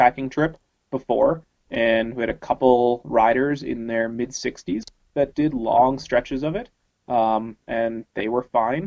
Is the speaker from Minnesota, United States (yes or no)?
yes; Minnesota, United States; I grew up in Minnesota and spent a lot of time up in the Northwoods